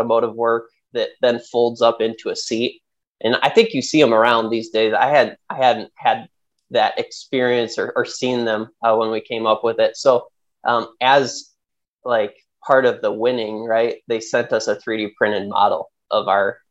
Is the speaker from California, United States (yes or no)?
no; Central Michigan, United States; also born or lived in Wisconsin; I grew up in Central Michigan